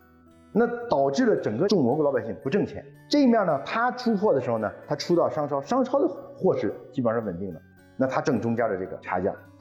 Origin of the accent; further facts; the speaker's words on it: Yunnan, China; 咱们云南人野生菌是全国最最最老这老大哈